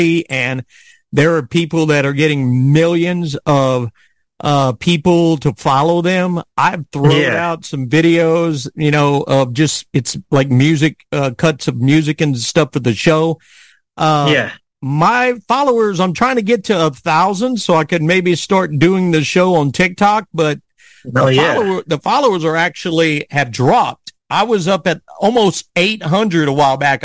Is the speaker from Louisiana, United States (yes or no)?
yes; South Louisiana, United States; I grew up in South Louisiana